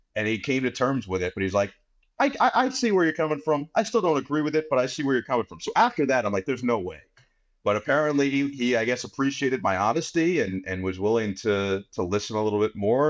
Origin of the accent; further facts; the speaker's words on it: New York area, United States; growing up in the New York area